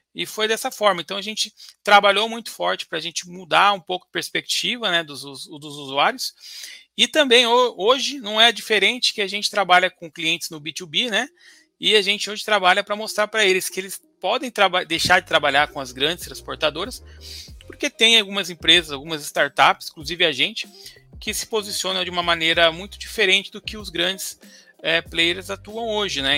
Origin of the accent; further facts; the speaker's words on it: Ourinhos, São Paulo, Brazil; moved away; eu vim de Ourinhos, perto de Marília, Bauru, Assis, morava ali é. naquela região.